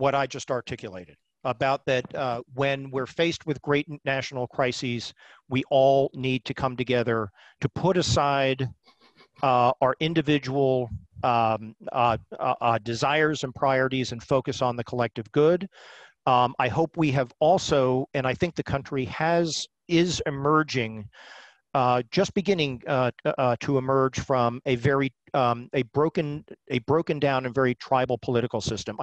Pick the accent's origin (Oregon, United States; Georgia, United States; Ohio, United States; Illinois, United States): Georgia, United States; Stone Mountain; moved away; I grew up in Stone Mountain, Georgia, which is about 20 miles east of Atlanta, Georgia